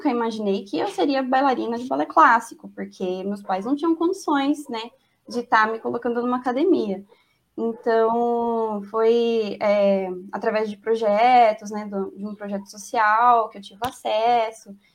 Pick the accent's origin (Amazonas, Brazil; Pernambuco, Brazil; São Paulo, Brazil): São Paulo, Brazil; Campinas; mas eu sou de Campinas e aqui não é assim, né?